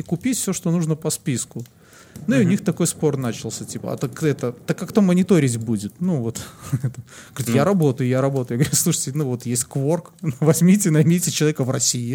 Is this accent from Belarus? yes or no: yes; Belarus